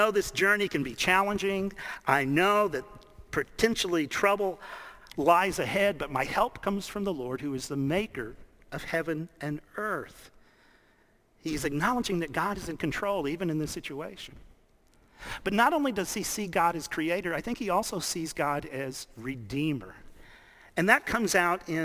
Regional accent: Dallas, Texas, United States; I grew up in Dallas

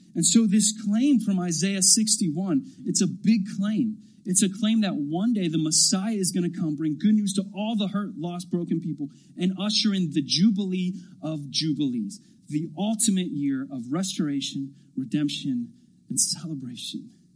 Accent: Lebanon County, Pennsylvania, United States; also born or lived in Ohio; I was born in Ohio. I lived there till I was about five and then moved to Lebanon County, just north of here. And so Lebanon County is kind of this boyhood home for me

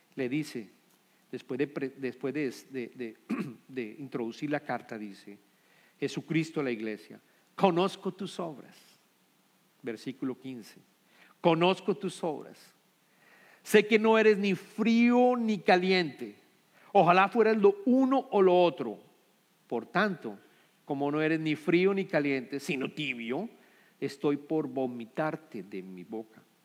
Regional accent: Colombia; somos colombianos

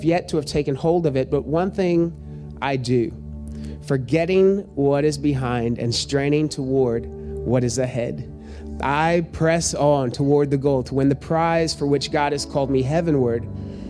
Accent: United States; born in the United States of America

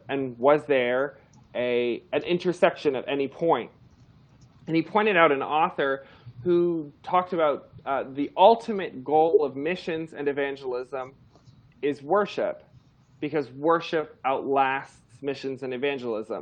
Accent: Toronto, Ontario, Canada; moved away; I grew up in Toronto, Canada

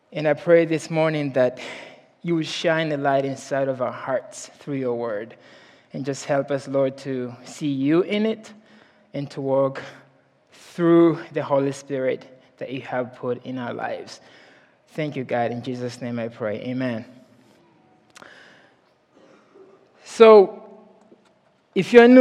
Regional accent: Mozambique; moved away; I'm from Mozambique, Africa

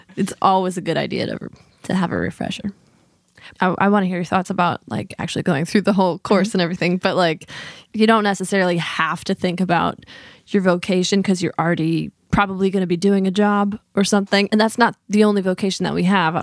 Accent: Midwest, United States; now in Fredericksburg, United States; in the Midwest where John and I are both from.

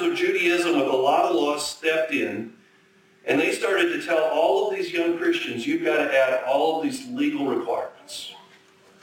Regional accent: Minnesota, United States; also born or lived in abroad / Chicago; now in North Dakota, United States; I grew up in Minnesota, spent 20 years abroad, 19 I guess

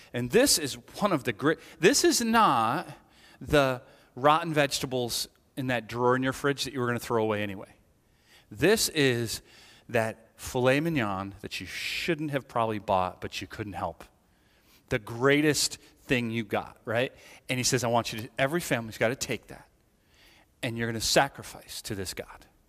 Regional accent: Ireland; I'm Irish

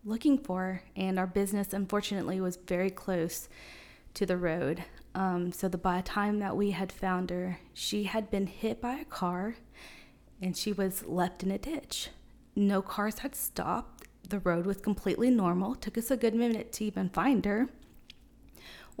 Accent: Seymour, United States; also born or lived in Florida; I was born in Florida, but somehow made it here in Seymour in fourth grade. I grew up in Seymour schools

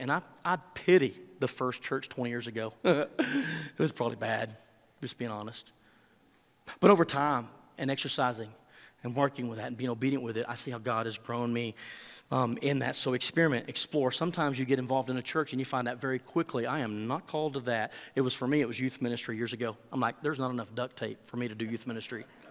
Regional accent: Texas, United States; accent: Texan; I speak Texan and a little bit of Spanish

